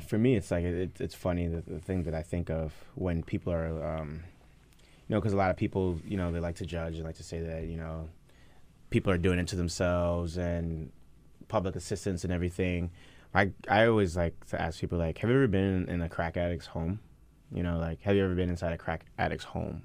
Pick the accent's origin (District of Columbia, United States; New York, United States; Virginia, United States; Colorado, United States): New York, United States; New York City; moved away as an adult; also born or lived in Nigeria / New Orleans; I grew up in the Bronx, um, in a one-bedroom apartment with my mom